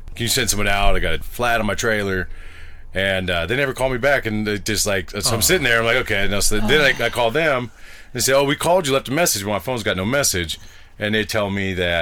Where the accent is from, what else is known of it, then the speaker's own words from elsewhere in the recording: the Bay Area, California, United States; moved away; I'm from the Bay Area in California